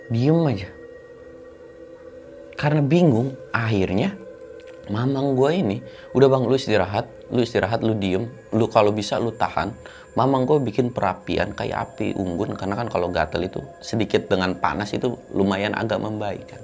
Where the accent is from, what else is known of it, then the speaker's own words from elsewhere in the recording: West Java, Indonesia; Oh, dari Jawa Barat kita, Bang, bertiga.